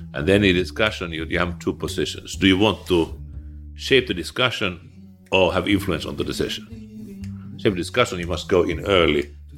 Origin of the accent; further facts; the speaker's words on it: Eastern Finland, Finland; I was born in eastern Finland.